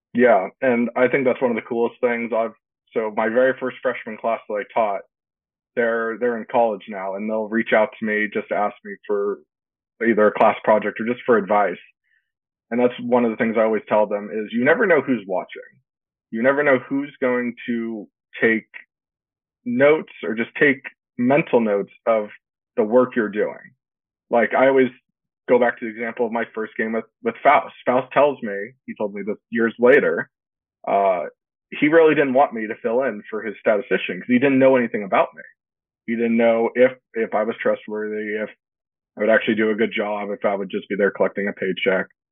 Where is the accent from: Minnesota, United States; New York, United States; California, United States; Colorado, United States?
California, United States; Yorba Linda; I grew up uh, Yorba Linda, California, close to Anaheim